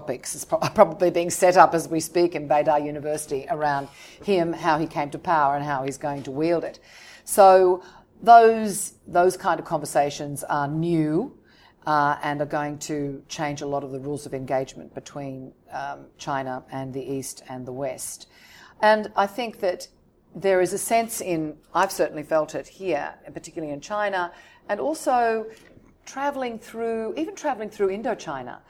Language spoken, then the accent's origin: English; Sydney, New South Wales, Australia; moved away as an adult; also born or lived in London; now in Hong Kong; I was born in Australia, yes, in Sydney, and then I expelled myself to London